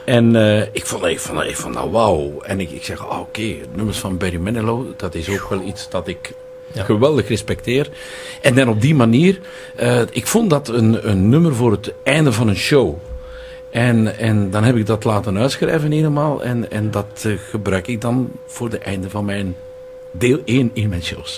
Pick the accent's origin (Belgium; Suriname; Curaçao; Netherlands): Belgium; Tielrode, Flanders; in Tielrode, waar ik opgegroeid ben.